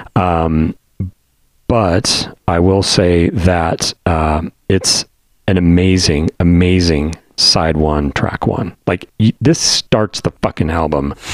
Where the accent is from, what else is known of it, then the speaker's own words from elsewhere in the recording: Denver, Colorado, United States; growing up on Denver rock radio